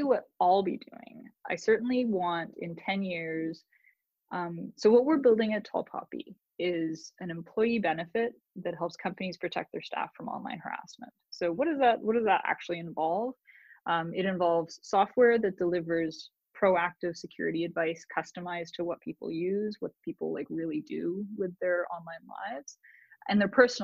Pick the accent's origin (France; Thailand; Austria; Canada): Canada; now in United States; as a Canadian